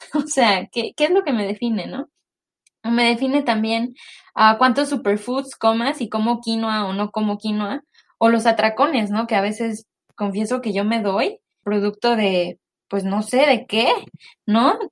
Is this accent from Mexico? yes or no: yes; Mexico; moved away as an adult; now in United States; soy una mexicana viviendo en Estados Unidos desde hace cuatro años